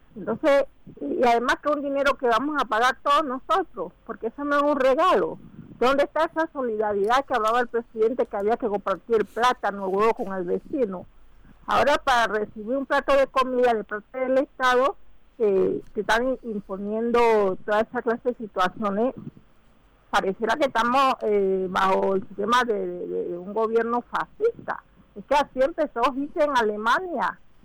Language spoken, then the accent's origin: Spanish; Panama; somos panameños